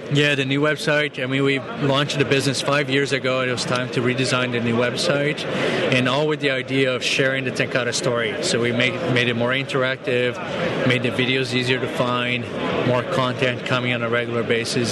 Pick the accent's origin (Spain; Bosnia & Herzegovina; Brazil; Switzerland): Brazil; moved away; I'm actually from Brazil